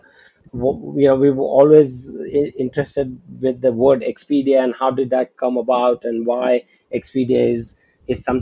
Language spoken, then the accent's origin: English; India; also born or lived in United States; now in Singapore; I'm originally from India, and I got an opportunity to come back to India